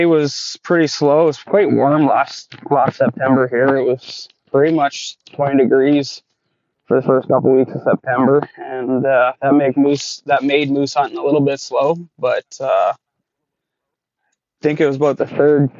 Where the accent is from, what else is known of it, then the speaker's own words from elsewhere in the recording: Peace River Country, Canada; moved away as an adult; now in Smithers, Canada; I grew up in the Peace Country for the most part of my life.